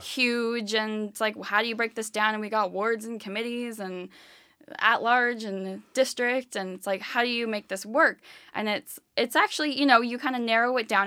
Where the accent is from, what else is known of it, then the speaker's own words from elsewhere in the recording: California, United States; moved away as an adult; now in Philadelphia, United States; I am originally from the West Coast. I grew up in California